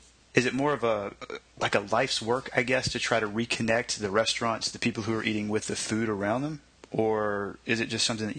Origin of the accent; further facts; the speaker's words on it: Waco, Texas, United States; when I grew up around Waco, I think one of the things that, in looking back, that still just blows my mind is that I was surrounded by farmers, completely surrounded by farmers.